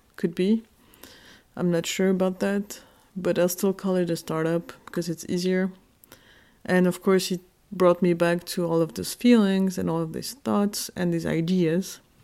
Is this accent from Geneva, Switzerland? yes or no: yes; Geneva, Switzerland; moved away as an adult; now in Berlin, Germany; I'm Kurdish. I was born in Geneva, Switzerland in nineteen eighty-four. And I moved to Berlin when I was twenty-five